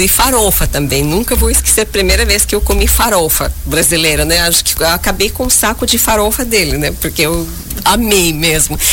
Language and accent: Portuguese; Uzbekistan; moved away; eu nasci em 1979, uh, ah, perto de Tashkent, capital do Uzbequistão